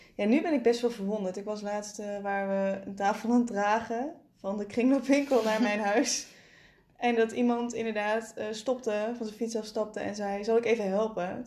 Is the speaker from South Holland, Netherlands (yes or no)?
no; Limburg, Netherlands; ik ben een Limburger